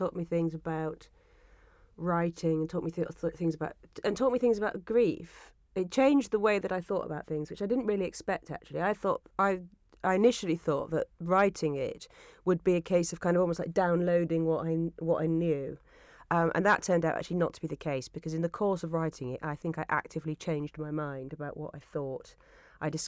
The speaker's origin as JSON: {"language": "English", "region": "Yorkshire and the Humber", "country": "United Kingdom", "tie": "born or raised there", "said": "I grew up in Yorkshire"}